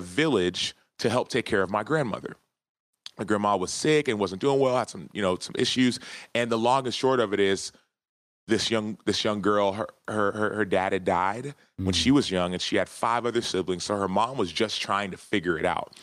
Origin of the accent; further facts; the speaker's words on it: Dallas, Texas, United States; I was born and raised in Dallas, Texas